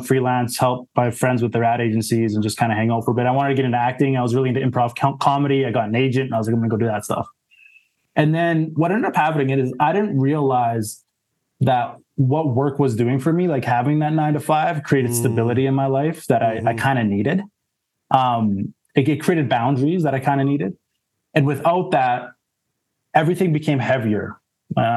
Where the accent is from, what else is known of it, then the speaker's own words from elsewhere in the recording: Saskatoon, Saskatchewan, Canada; moved away as an adult; also born or lived in Alberta; now in Toronto, Canada; I grew up in Saskatoon, that was where I was born and raised, in Saskatchewan.